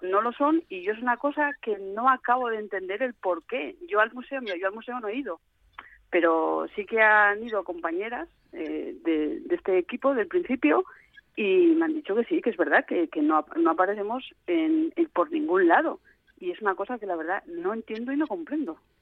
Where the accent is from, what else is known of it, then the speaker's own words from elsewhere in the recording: Gijón, Asturias, Spain; yo soy de Gijón soy sportinguista